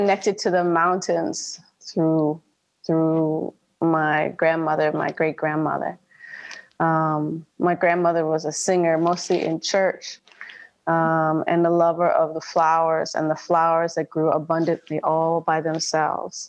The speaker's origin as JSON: {"language": "English", "region": "Minnesota", "country": "United States", "tie": "born or raised there", "said": "born and raised in Minnesota"}